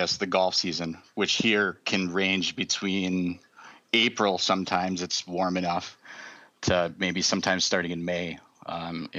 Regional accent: Kenosha, Wisconsin, United States; I'm from Kenosha, Wisconsin, which is the most southeast in the state of Wisconsin you can get

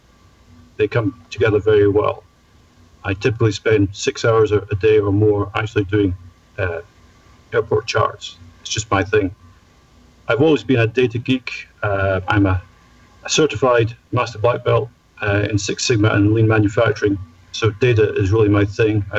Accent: Scotland, United Kingdom; I'm Scottish

